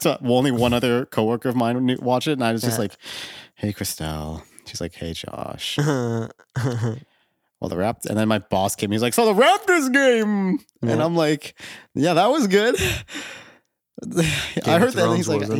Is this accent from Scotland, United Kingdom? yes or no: yes; Scotland, United Kingdom; I was born in Britain, but I grew up in Scotland.